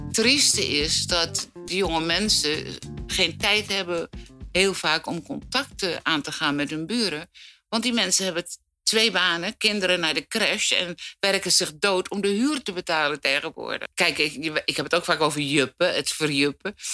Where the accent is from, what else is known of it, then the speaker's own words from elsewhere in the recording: Amsterdam, North Holland, Netherlands; Daar heb ik dus gewoond als kind